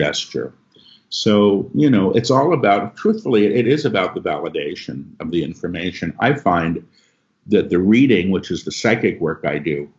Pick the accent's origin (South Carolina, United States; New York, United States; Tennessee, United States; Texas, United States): New York, United States; I'm a New Yorker.